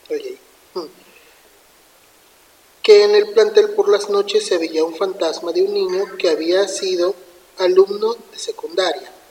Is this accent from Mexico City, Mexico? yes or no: no; Zapopan, Jalisco, Mexico; Hace aproximadamente 11 años, cuando yo estudiaba la secundaria, yo soy de Zapopan, Jalisco.